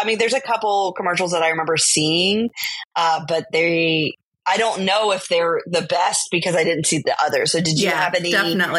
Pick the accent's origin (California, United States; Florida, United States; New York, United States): California, United States; San Francisco; I was born in San Francisco.